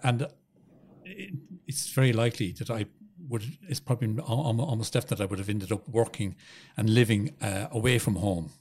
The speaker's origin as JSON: {"language": "English", "area": "Tipperary", "region": "Munster", "country": "Ireland", "moved": "yes", "said": "I'm originally from Tipperary"}